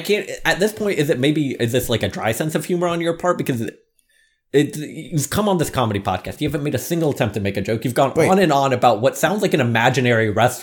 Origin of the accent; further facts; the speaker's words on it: United States; America. I'm from America.